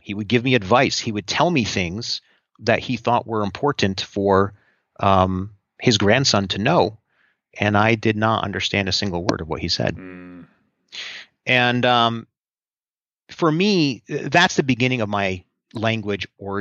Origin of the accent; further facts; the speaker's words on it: New Jersey, United States; also born or lived in Southern California; as a kid, we first lived in Southern California, then we moved out east to New Jersey when I was about 6 or 7 years old